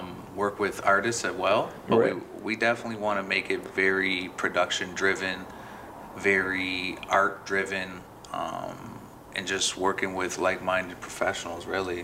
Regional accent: Nova Scotia, Canada; also born or lived in Chicago, Illinois, United States; Well, I'm originally from Chicago. Moved to Nova Scotia when I was 5.

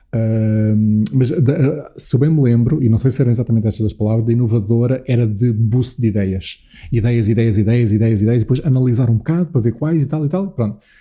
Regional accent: Alpiarça, Santarém District, Portugal; also born or lived in Lisbon; eu nasci aqui em Lisboa, uh, mas ali por um ano de idade, um ano e meio, meus pais mudaram-se dos arredores de Lisboa para o sítio onde eu agora também tenho estado uh, neste confinamento, uh, e um sítio onde cresci, que é Alpiarça, perto uhum. de Santarém.

